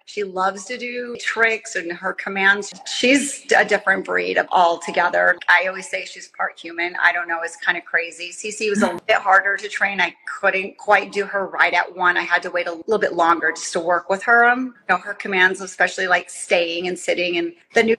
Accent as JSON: {"language": "English", "town": "Scottsdale", "region": "Arizona", "country": "United States", "said": "I am from Scottsdale, Arizona"}